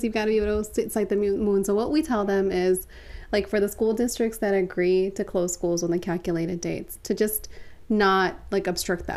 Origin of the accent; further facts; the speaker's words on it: Baltimore, Maryland, United States; I was born and raised in Baltimore